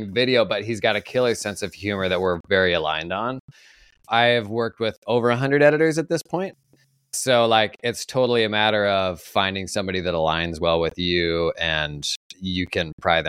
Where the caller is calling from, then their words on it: Oregon, United States; Oregon, about an hour outside of Portland.